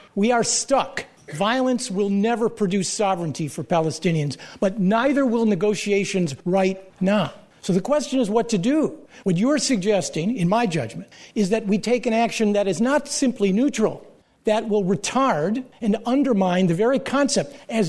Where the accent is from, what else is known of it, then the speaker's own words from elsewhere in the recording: United States; I speak with all of its imperfections and contradictions as an American